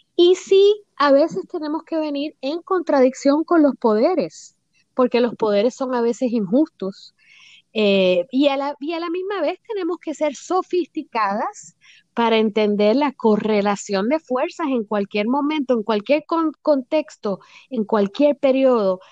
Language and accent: Spanish; Puerto Rico; also born or lived in United States / Washington area; now in Florida, United States; yo me crié en Puerto Rico, eh, nací en los Estados Unidos, pero me llevaron a la isla de muy bebé